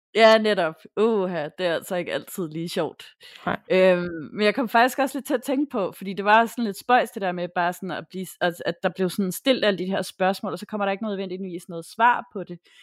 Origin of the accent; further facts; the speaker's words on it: Tappernøje, Zealand, Denmark; jeg er vokset op i Tabernøje først, og så i følge efterfølgende, men øh, det er ikke så langt fra Hårlev.